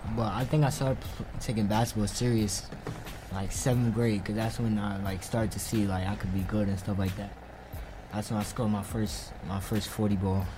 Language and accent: English; New York City, New York, United States; from Queens. I always been from Queens. I've been in Queens my whole life